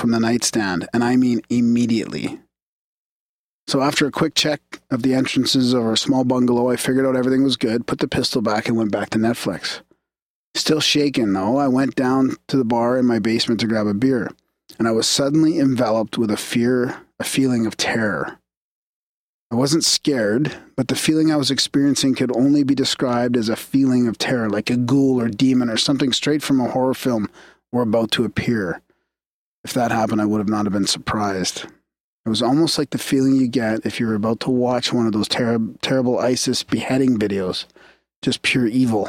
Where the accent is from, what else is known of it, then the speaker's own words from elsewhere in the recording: Canada; we're Canadian